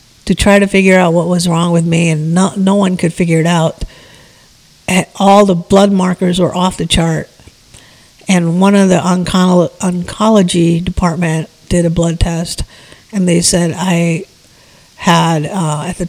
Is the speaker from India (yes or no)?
yes; India; moved away; I was born in India